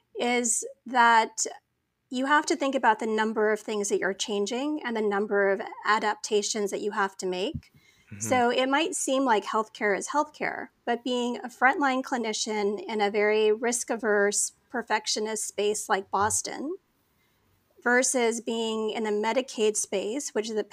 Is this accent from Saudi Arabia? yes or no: yes; Saudi Arabia; also born or lived in Phoenix, Arizona; I was born in Phoenix, Arizona to parents who'd migrated to the United States from Pakistan. My dad actually had gone to USC prior to that and then ended up getting a job in Saudi Arabia. So I with the oil industry. So I grew up as like an expat